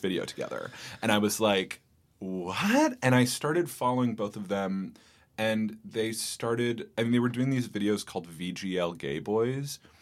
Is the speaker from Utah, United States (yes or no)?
no; Bay Area, California, United States; moved away as an adult; now in New York, United States; I grew up in the Bay Area in California